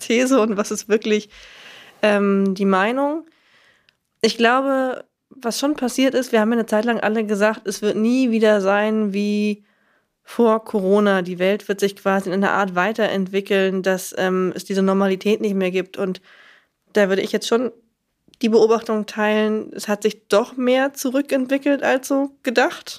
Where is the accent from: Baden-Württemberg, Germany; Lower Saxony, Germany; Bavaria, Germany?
Lower Saxony, Germany; ich komme aus Niedersachsen, in einem Kaff in Niedersachsen